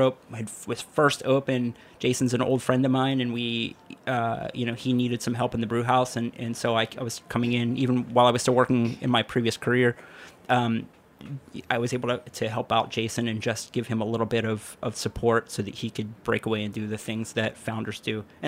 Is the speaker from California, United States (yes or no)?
no; Pittsburgh, Pennsylvania, United States; now in Brooklyn, United States; originally from Pittsburgh, Pennsylvania. I've lived in Brooklyn since 2002